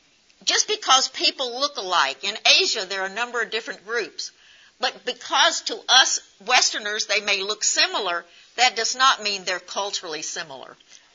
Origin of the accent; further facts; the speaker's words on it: United States; And so just because we're from the United States does not make us the same.